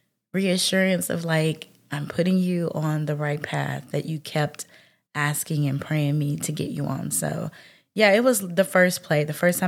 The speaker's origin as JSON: {"language": "English", "region": "Mississippi", "country": "United States"}